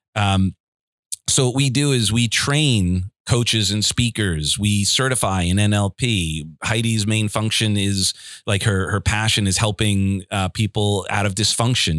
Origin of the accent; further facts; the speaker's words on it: Garden City, United States; moved away; growing up in Garden City, it's a beautiful town